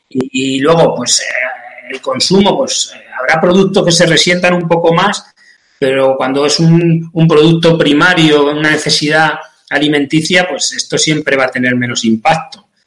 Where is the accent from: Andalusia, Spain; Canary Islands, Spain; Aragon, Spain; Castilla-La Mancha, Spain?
Castilla-La Mancha, Spain; Yo te, lo digo, ya no te lo digo desde el punto de vista romántico como {S0} manchego.